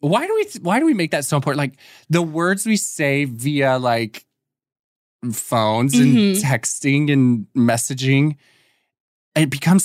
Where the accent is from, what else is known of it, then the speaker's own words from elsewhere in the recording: Austin, Texas, United States; So he grew up literally like 20 minutes away from where I grew up in Austin.